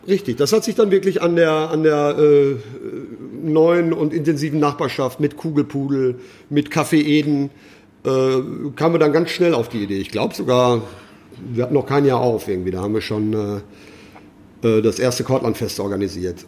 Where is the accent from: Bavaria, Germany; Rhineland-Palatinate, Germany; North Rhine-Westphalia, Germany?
North Rhine-Westphalia, Germany; Ruhr area; moved away as an adult; Aufgewachsen und geboren im Ruhrgebiet? Richtig, richtig. Wo? Am alten Schiffshebewerk. Ich sage immer altes Schiffshebewerk, weil das ist so ein Dreiländereck. Kastrop, Datteln, Waltrop